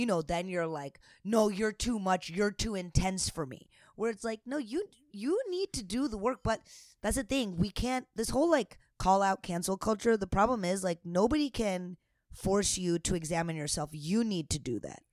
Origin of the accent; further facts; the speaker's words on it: United States; I'm American